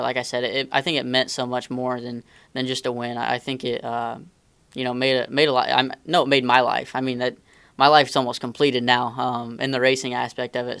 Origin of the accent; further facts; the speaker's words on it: Indiana, United States; I grew up racing dirt cars around Indiana, um, non wing mini sprints and stuff like